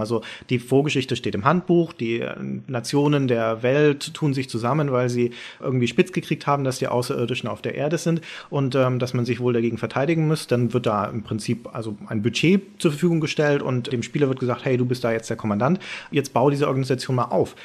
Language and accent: German; Nuremberg, Bavaria, Germany; Nach Nürnberg, meine Heimatstadt, wo man aufgewachsen